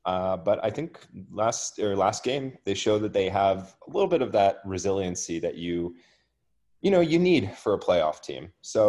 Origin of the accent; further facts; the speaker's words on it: Toronto, Ontario, Canada; I have to give a little bit of good karma to my hometown team. So I'm going to go with the Toronto Maple Leafs